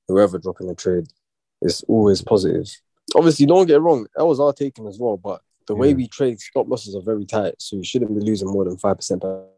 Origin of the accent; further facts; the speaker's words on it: London, United Kingdom; East. I can't say exactly where, but East London still